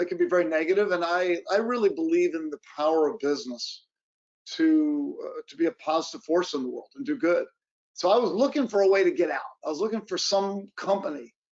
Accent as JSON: {"language": "English", "region": "Virginia", "country": "United States", "tie": "born or raised there", "moved": "yes", "lives_now": "West Coast, United States", "said": "I grew up on the East Coast in Virginia"}